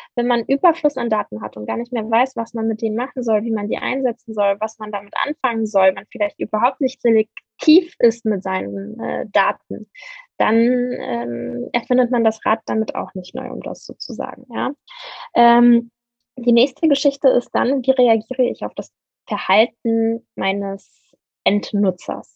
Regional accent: Berlin, Germany; Ich bin ähm, Berlinerin

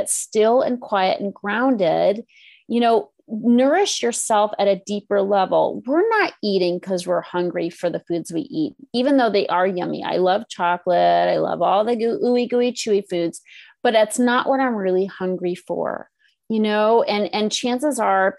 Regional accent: Northeast, United States; now in California, United States; I'm from the Northeast

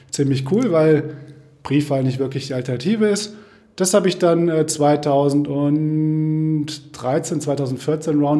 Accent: Kassel, Hesse, Germany; Ja, ich komme aus Kassel, bin in Kassel geboren, bin in Kassel zur Schule gegangen, bin in Kassel zum Studium gegangen, bin eigentlich nie aus Kassel rausgekommen

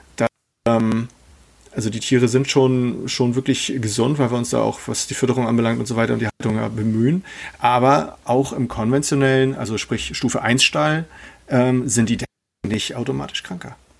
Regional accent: Germany; bei uns in Deutschland

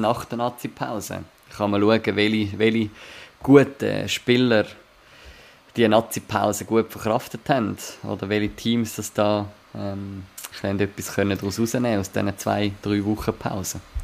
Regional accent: Zurich, Switzerland; ich als Zürcher, der in der Nähe von Uster auch geschafft hat

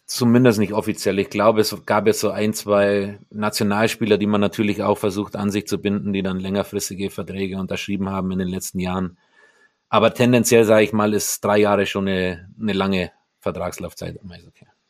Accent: Mindelheim, Bavaria, Germany; moved away as an adult; also born or lived in Bad Wörishofen / Kaufbeuren / Düsseldorf / Nuremberg; wenn bei uns in meiner Heimatstadt in Mindelheim das Frunzbergfest ansteht, das ist ein Mittelalterfest und da ist man als Mindelheimer aktiv dabei

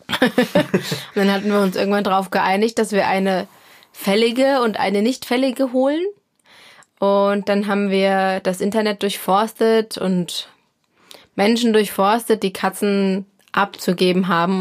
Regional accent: Hesse, Germany

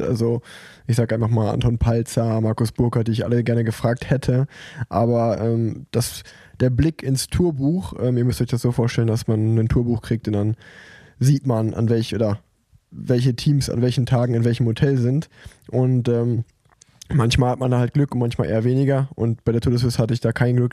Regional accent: Cologne, North Rhine-Westphalia, Germany; als, als Kölner

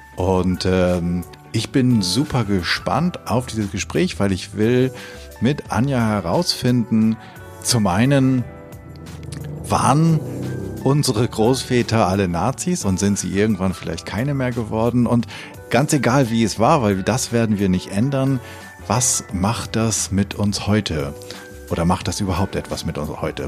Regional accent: Hameln, Lower Saxony, Germany; ich komme gebürtig aus Hameln äh, im Weserbergland

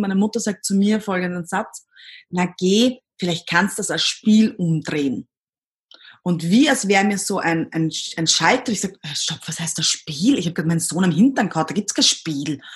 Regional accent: Austria; accent: Austrian dialect; also born or lived in Himberg, near Vienna; ich komme aus Österreich, wie man wahrscheinlich bei, meiner, bei meinem Dialekt hört

